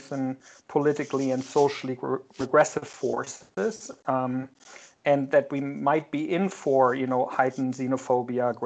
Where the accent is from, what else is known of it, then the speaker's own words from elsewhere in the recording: Germany; moved away as an adult; now in United States; I grew up in Germany